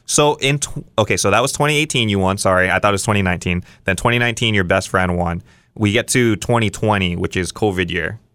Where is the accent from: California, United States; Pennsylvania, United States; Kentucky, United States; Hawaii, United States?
Hawaii, United States; Kauai; I grew up on Kauai